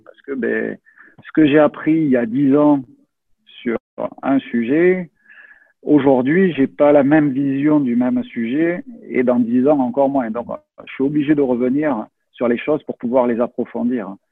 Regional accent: France; also born or lived in Toulouse; je suis français

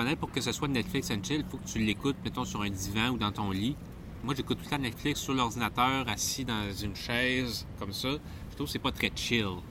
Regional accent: Quebec, Canada

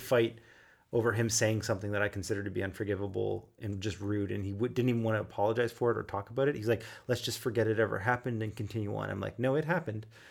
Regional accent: Halifax, Nova Scotia, Canada; moved away; also born or lived in Toronto; I was from Halifax

